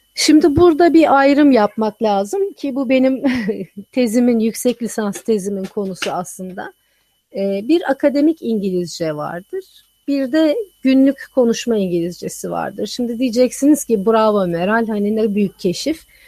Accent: Turkey; moved away as an adult; also born or lived in Texas; Ben bütün hayatımı Türkiye'de geçirmişim.

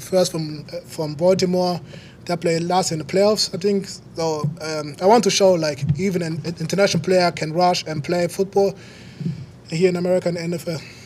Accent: Germany; moved away as an adult; now in United States; I came from back from Germany uh, as international player

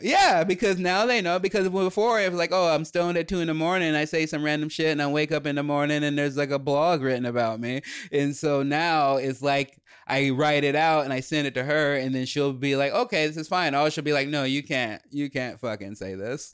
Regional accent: Chicago, Illinois, United States; we grew up in Chicago

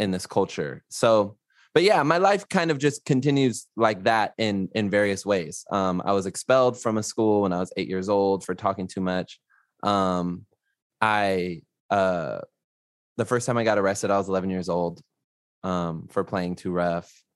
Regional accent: Los Angeles, California, United States; I'm from Los Angeles, California

